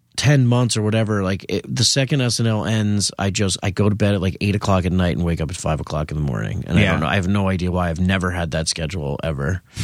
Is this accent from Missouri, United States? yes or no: no; Eastchester, New York, United States; Westchester County. Well, I grew up in Eastchester, which is in Westchester County.